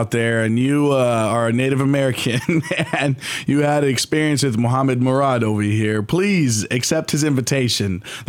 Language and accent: English; Jordan; moved away as an adult; now in Dallas, United States; when I came from Jordan back in 2005, I experienced the same thing.